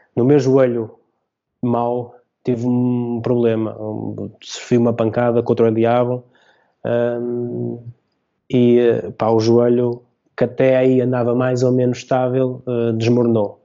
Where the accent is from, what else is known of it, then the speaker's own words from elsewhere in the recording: São João da Madeira, Aveiro District, Portugal; also born or lived in Oliveira; Eu sou de São João da Madeira, sou São Joanense